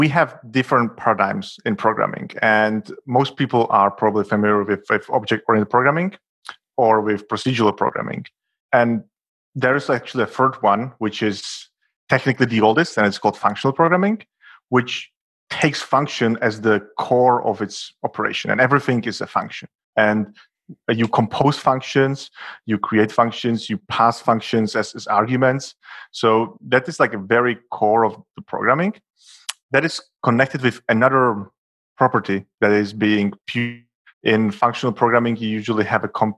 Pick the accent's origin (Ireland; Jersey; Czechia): Czechia; now in Berlin, Germany; I am a developer based in Berlin, Germany. Originally, I'm from the Czech Republic, which is a neighborhood country.